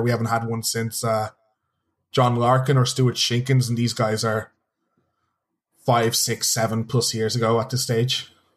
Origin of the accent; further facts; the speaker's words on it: Dublin, Leinster, Ireland; I'm originally from Dublin, and Dublin, not the biggest city.